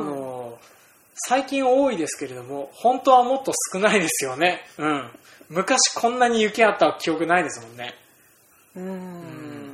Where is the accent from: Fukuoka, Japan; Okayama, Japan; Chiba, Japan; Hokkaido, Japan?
Hokkaido, Japan; 僕ら北海道民